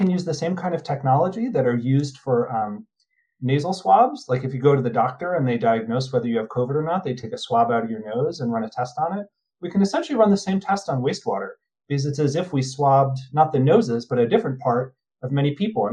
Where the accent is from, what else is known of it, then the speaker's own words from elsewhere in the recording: New Jersey, United States; I'm from New Jersey.